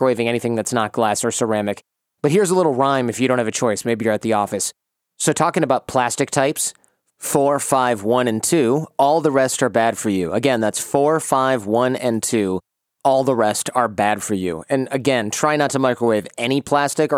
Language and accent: English; Michigan, United States; I grew up in Michigan as a middle-class white dude, so we wore our shoes all through the house